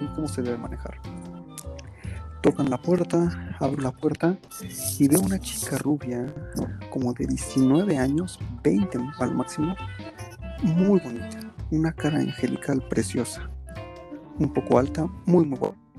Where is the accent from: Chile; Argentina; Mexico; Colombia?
Mexico; Cuernavaca, Morelos; de donde yo soy, yo te, hablo de, de Morelos, de Cuernavaca, Morelos.